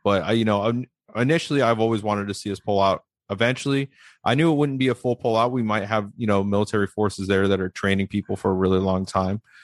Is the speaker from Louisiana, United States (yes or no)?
no; Las Vegas, Nevada, United States; I'm being from Las Vegas